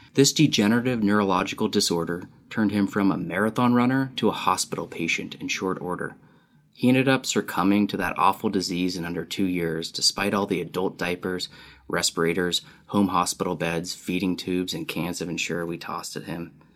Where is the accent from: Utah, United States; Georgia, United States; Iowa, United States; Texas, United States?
Utah, United States; now in California, United States; I live in California, though I grew up in Utah.